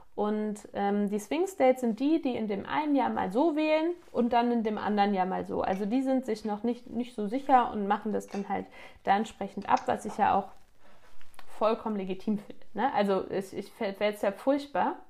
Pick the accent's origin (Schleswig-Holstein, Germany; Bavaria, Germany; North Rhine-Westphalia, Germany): North Rhine-Westphalia, Germany; Grevenbroich; Dorf wie bei mir Neuenhausen, ich komme aus Neuenhausen, wohne hier.